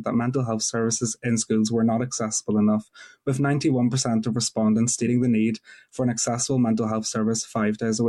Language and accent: English; Newry, Northern Ireland, United Kingdom; I'm 17 from Newry